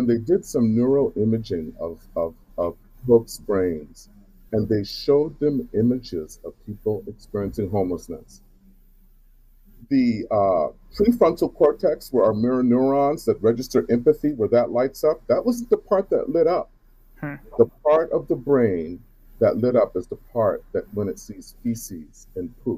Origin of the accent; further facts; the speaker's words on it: Charleston, South Carolina, United States; now in Seattle, United States; I'm originally from Charleston, South Carolina